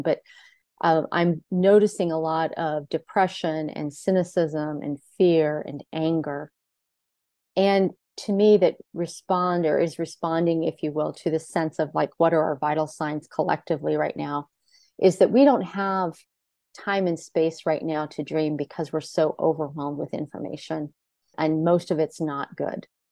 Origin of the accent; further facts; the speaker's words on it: United States; growing up in America